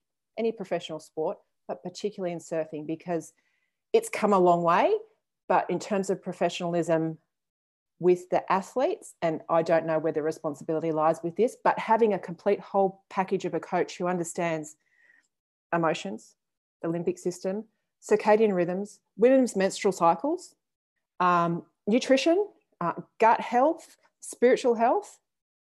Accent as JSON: {"language": "English", "town": "Canberra", "region": "Australian Capital Territory", "country": "Australia", "tie": "born or raised there", "said": "So I grew up in Canberra, but we used to have a house in the caravan down in Tathra"}